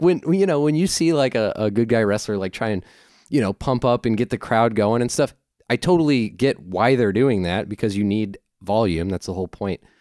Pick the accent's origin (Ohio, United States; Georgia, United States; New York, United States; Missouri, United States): Missouri, United States; St. Louis; I'm from Saint Louis.